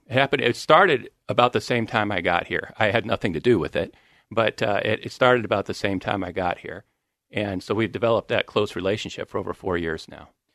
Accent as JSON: {"language": "English", "town": "Grand Blanc", "region": "Michigan", "country": "United States", "tie": "born or raised there", "moved": "yes", "said": "where I grew up is in, uh, Michigan, Grand Blanc, Michigan."}